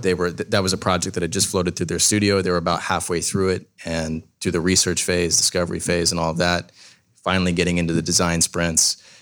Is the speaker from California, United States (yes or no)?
yes; Southern California, United States; moved away as an adult; also born or lived in Washington; now in Columbus, United States; I'm actually from Southern California.